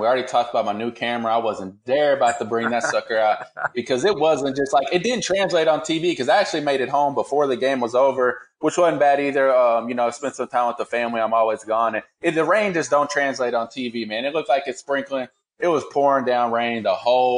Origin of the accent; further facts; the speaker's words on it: Louisville, Kentucky, United States; I was born and raised in Louisville